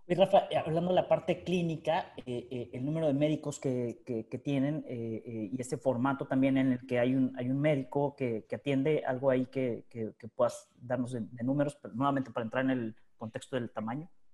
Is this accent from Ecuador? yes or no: no; Mexico; now in Buenos Aires, Argentina; los que somos mexicanos